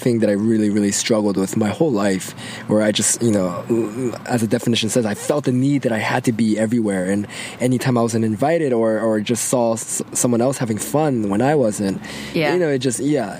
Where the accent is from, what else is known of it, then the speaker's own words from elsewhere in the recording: Atlanta, Georgia, United States; also born or lived in Guam; I was born in Guam. That's like my go-to fun fact. I lived there for about 4 years, and then I moved to Atlanta, Georgia. And I've been here for, over 20 years now. So Atlanta's home.